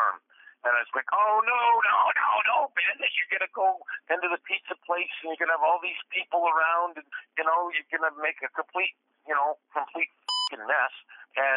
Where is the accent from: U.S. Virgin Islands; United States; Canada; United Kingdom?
Canada; I'm a Canadian truck driver